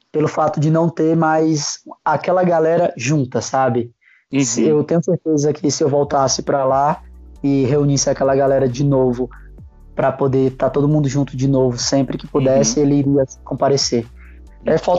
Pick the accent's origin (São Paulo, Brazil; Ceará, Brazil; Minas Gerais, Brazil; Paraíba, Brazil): Ceará, Brazil; Fortaleza; Uh, então, eu, eu, sou de Fortaleza, né, comecei o parkour